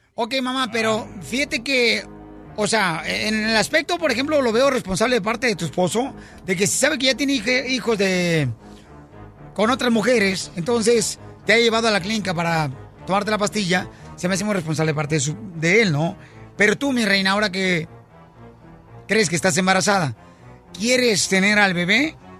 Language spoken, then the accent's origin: Spanish; Ocotlán, Jalisco, Mexico; soy de Ocotlán, Jalisco